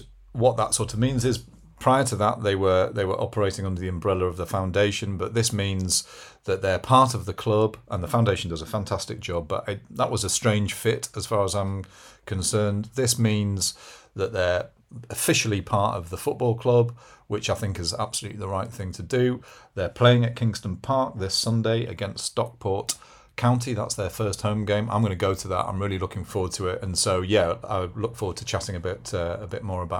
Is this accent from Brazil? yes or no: no; Brussels, Belgium; born there; I was born in Brussels.